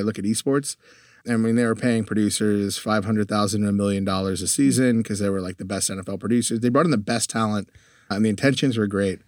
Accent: Connecticut, United States; moved away as an adult; also born or lived in Europe; now in Texas, United States; grew up in Connecticut, lived in Europe for a little while for high school, came back to the U

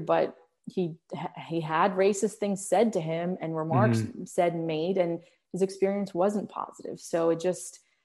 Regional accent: Arlington, Virginia, United States; English is a second language; also born or lived in Morocco; I grew up in Arlington, Virginia

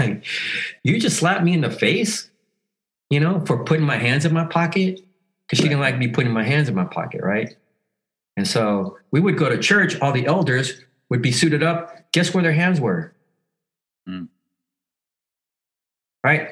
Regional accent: El Salvador; now in Los Angeles, United States; I'm from El Salvador

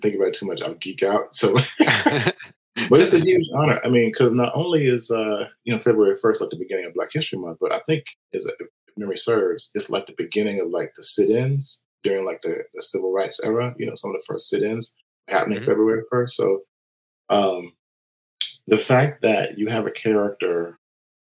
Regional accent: Florida, Mississippi, United States; moved away; I grew up in a very agrarian, space in Mississippi. I'm from Mississippi originally

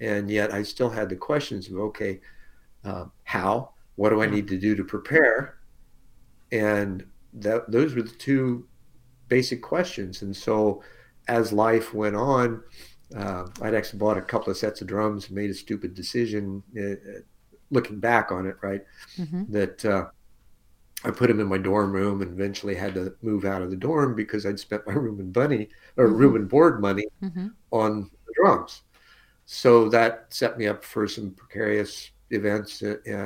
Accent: Alexandria, Indiana, United States; moved away as an adult; now in Arizona, United States; Adopted by a couple from Alexandria

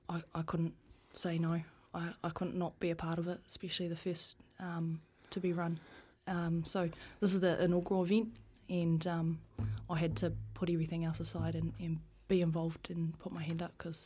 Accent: Taihape, Manawatū-Whanganui, New Zealand; also born or lived in Palmerston North; Grew up in a small town called Taihape.

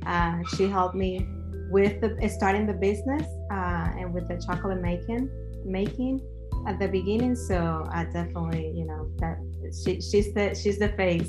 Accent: Venezuela; moved away; As you know, well, I'm from Venezuela.

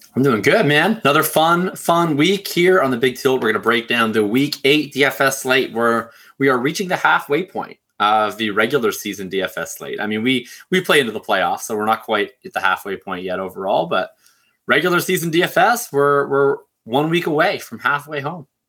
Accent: Canada; I'm Canadian

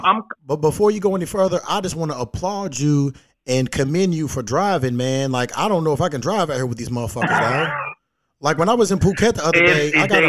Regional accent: Kentucky, United States; I'm from Kentucky. We fuck to R&B music.

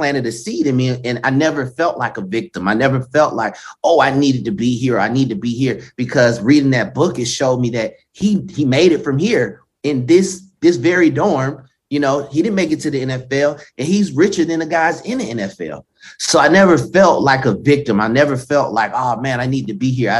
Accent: Stone Mountain, Georgia, United States; I actually went back to my hometown, Stone Mountain, Georgia

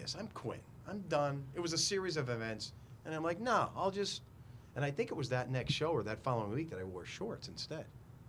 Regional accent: Pennsylvania, United States; and I'm from Elk County

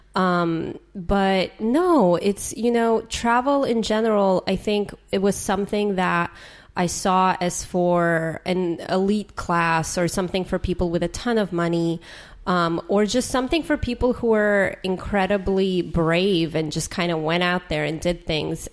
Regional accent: San Jose, California, United States; I grew up in San Jose where there was like a pho shop every five feet

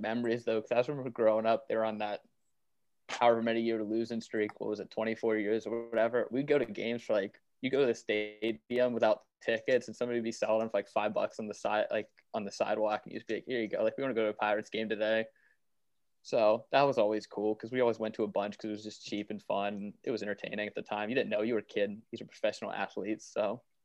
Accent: Waynesburg, Pennsylvania, United States; moved away; I'm originally from Waynesburg, which was 30 minutes away from WVU

